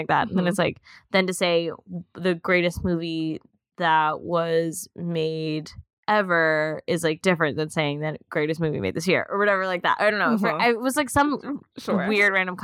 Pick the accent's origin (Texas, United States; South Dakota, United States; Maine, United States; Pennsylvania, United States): Pennsylvania, United States; outside Philly; moved away; my hometown. Outside Philly